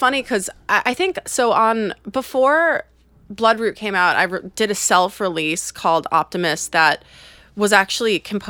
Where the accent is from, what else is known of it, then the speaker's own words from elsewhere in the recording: Port Washington, New York, United States; I'm from Port Washington.